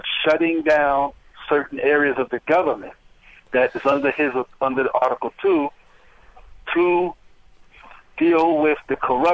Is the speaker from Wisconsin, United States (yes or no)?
no; New York, United States; I'm from New York. I'm 56.